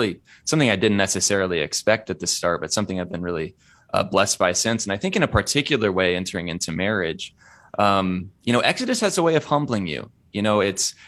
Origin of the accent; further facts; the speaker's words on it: Indiana, United States; I'm from Indiana, which is a little milder